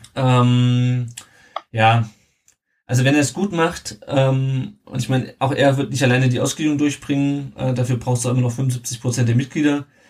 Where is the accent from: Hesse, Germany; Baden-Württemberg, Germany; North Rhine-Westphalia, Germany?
Hesse, Germany; Southern; wir kommen beide aus Südhessen